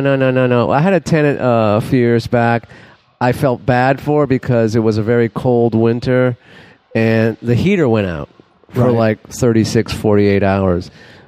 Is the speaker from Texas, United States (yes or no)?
yes; Dallas, Texas, United States; Yeah, I'm from Dallas, Fort Worth, Texas.